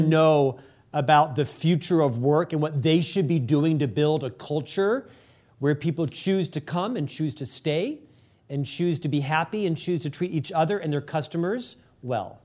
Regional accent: United States; as an American

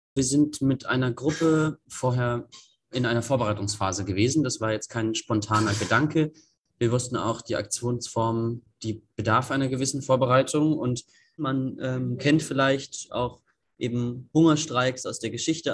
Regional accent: Greifswald, Mecklenburg-Vorpommern, Germany; moved away as an adult; now in Lüneburg, Germany; ich komme eigentlich aus Greifswald und äh, bin dann nach Lüneburg zum Studium.

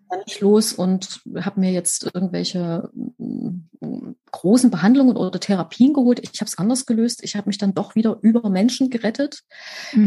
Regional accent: Leipzig, Saxony, Germany; Ich bin in Leipzig geboren, genau zur richtigen Zeit, wo nämlich Wende war und wo alles neu losging

